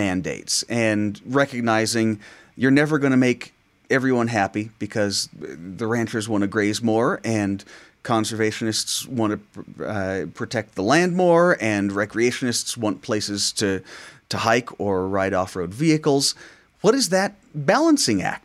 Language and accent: English; Arizona, United States; me growing up in Arizona